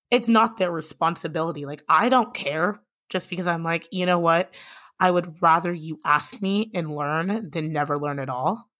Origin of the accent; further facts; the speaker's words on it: Lincoln, Nebraska, United States; also born or lived in Minneapolis, Minnesota; I grew up in Lincoln, Nebraska.